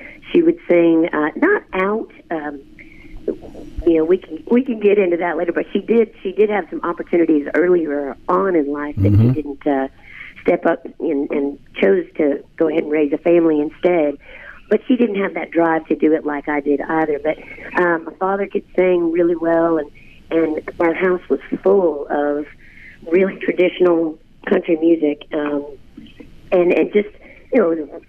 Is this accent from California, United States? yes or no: yes; Healdsburg, California, United States; My hometown was a town called Healdsburg